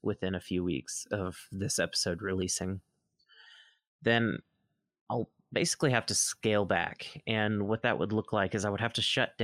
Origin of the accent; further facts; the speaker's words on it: Mississippi, United States; moved away as an adult; also born or lived in Oregon; I've moved back to my home state of Mississippi